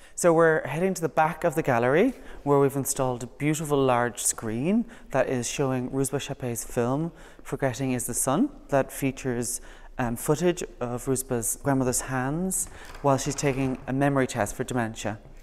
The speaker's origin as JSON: {"language": "English", "town": "Kilcolgan", "region": "Connacht", "country": "Ireland", "tie": "born or raised there", "said": "I'm from Galway. I'm from a town, a little village called Kilcolgan"}